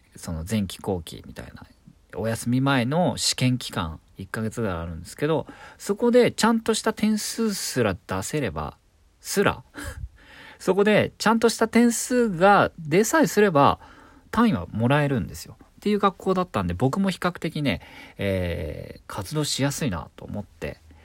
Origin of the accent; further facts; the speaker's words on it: Nobeoka, Miyazaki, Japan; moved away as an adult; also born or lived in Tokyo; 僕は九州の宮崎県延岡市というとこで18歳まで生まれ育ったんですが、やっと大学進学を機に東京に出てきた